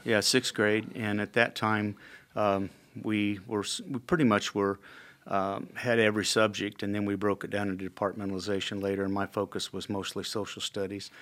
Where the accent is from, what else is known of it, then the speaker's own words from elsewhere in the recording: Indianapolis, Indiana, United States; also born or lived in Illinois / Kankakee, Illinois; I grew up in the Indianapolis area. I was actually born in Illinois